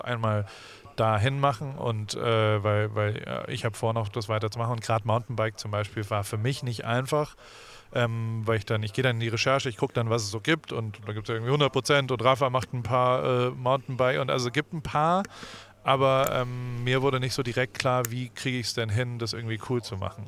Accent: Heidelberg, Baden-Württemberg, Germany; Ich bin in Heidelberg aufgewachsen, da hatten wir amerikanische Soldaten

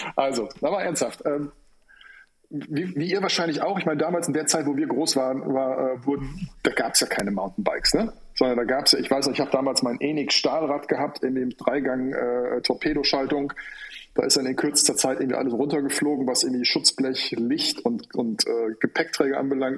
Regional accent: Rhineland, Germany; moved away as an adult; also born or lived in Cologne; now in Hamburg, Germany; ich bin eigentlich äh, gebürtiger Rheinländer

